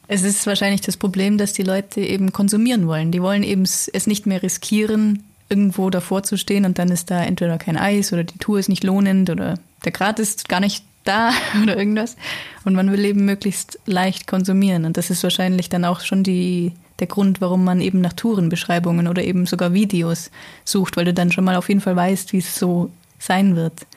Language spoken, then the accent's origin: German; Allgäu, Bavaria, Germany; bei uns im Allgäu